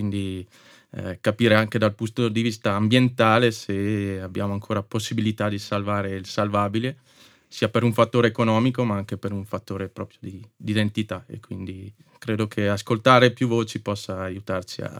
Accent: Ziano, Trentino-Alto Adige, Italy; also born or lived in Moena; di Ziano, in realtà per metà sono di Moena.

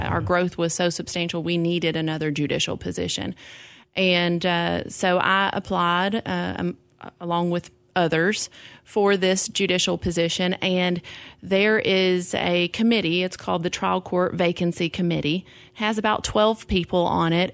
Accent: Clarksville, Tennessee, United States; I grew up here. Clarksville

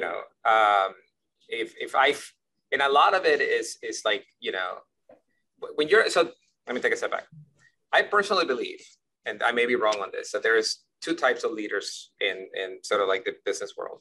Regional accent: Ecuador; moved away; I grew up in Ecuador

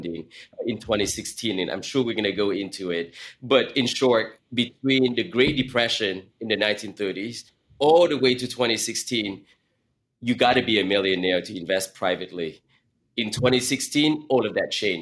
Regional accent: Silicon Valley, California, United States; as a teenager growing up in Silicon Valley

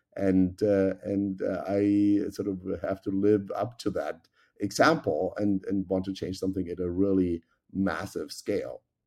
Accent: Germany; moved away; as you can tell by my accent, I grew up in Germany

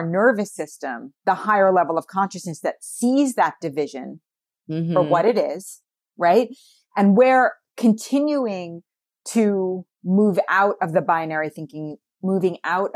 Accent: New York City, New York, United States; I grew up in New York City

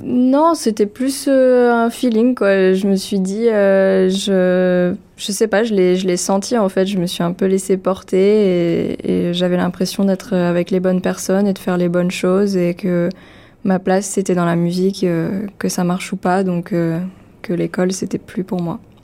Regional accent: France; first language French; je suis française, ma première langue, c'est le français

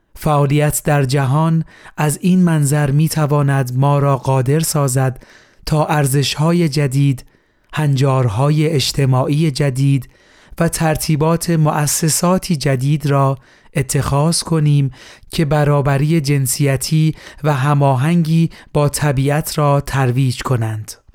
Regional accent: Iran

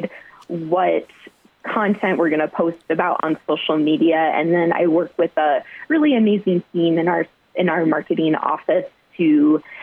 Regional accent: Iowa, United States; moved away as an adult; also born or lived in Mankato, Minnesota / South Dakota; now in Las Vegas, United States; I grew up in Iowa

